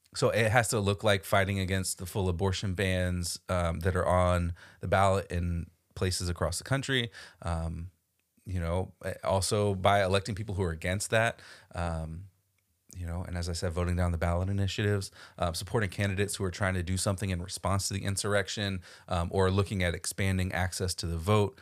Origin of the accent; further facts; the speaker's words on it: Florida, United States; I grew up in Florida